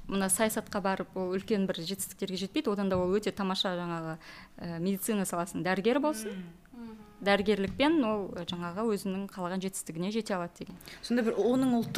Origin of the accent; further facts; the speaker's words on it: Kazakhstan; born there; first language uz; Kazakh is a second language; осы жерде тудым ә, мен жаңағы өзбек тілін ана тілім мен өзбекпін ә, бірақ мен қазақ тілінде де сөйлей, аламын орыс тілінде де сөйлей, аламын